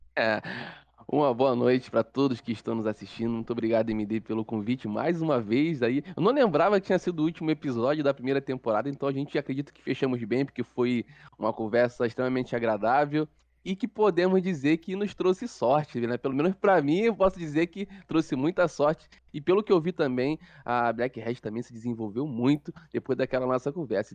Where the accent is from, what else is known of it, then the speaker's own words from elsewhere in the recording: Duque de Caxias, Rio de Janeiro, Brazil; sou morador de Duque de Caxias, Rio de Janeiro